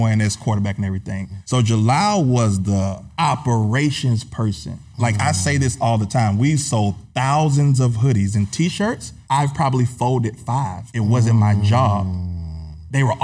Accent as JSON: {"language": "English", "town": "Atlanta", "region": "Georgia", "country": "United States", "also_born_or_lived": "Griffin, Georgia", "said": "I'm from Atlanta area, but my family is from Griffin, which is like an hour south."}